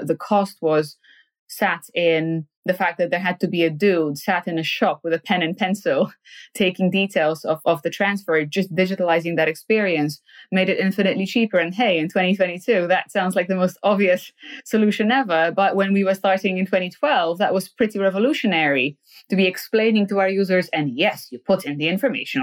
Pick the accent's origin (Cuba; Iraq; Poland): Poland; now in United Kingdom; I come from Poland, a post-socialist country where, frankly, my parents didn't have an entrepreneurial bone in their body